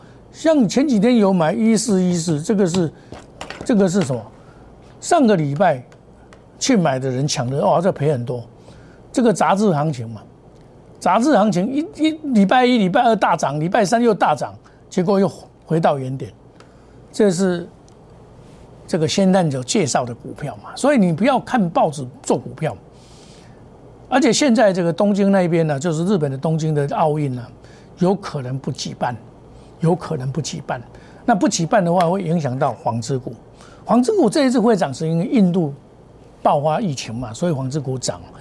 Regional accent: Taiwan; 所以我们台湾人的自助能力很强

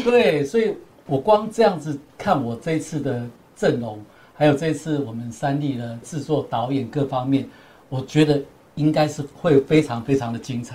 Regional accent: Taipei, Taiwan; moved away as an adult; also born or lived in Kaohsiung; 一路从二十一年前来高雄，啊，因为我本身是台北人

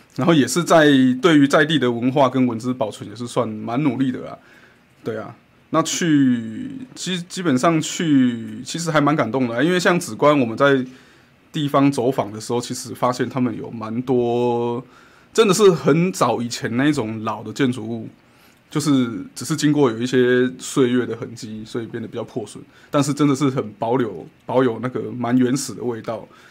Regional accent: Kaohsiung, Taiwan; 就是从街的这一面到对面，我们也是要骑摩托车，这就是高雄人的坚持

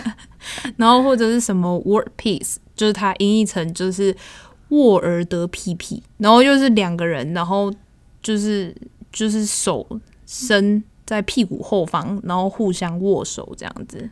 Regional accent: Taiwan; 身为台湾人

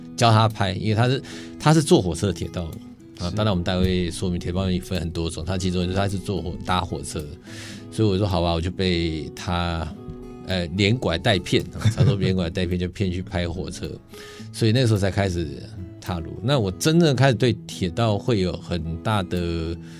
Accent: Shuangxi, New Taipei, Taiwan; 我的故乡，刚刚讲的就是双，新北双溪

